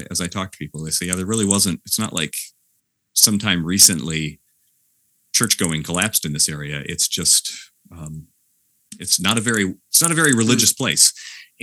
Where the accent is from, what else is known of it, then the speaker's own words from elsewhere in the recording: West Michigan, United States; now in Palmyra, New York, United States; growing up in West Michigan